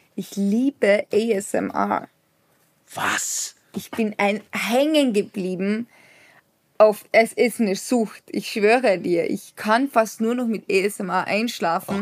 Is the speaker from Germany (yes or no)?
no; Austria; als Österreicher